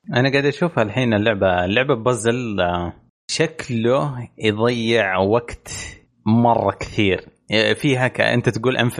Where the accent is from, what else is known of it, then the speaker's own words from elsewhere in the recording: Eastern Province, Saudi Arabia; عندنا في الشرقيه